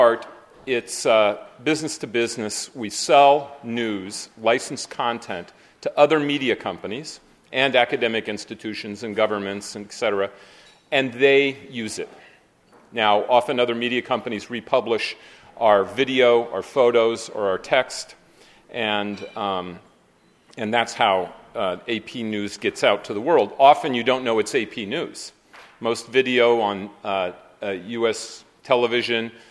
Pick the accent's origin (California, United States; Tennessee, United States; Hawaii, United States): California, United States; Berkeley; now in Manhattan, United States; I'm from Berkeley.